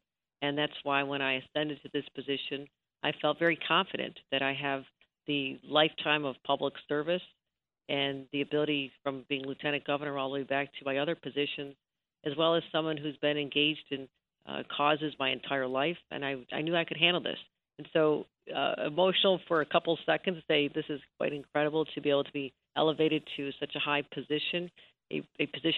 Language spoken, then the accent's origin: English; Buffalo, New York, United States; as a young girl growing up in Buffalo